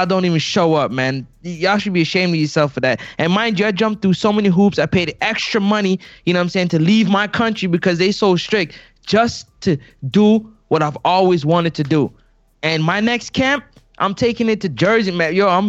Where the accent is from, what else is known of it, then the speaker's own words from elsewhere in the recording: Canada; I'm the Canadian.